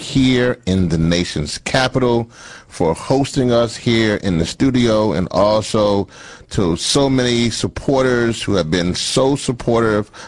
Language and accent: English; Louisiana, United States; my parents are both from the island of Trinidad, but I was born in Louisiana.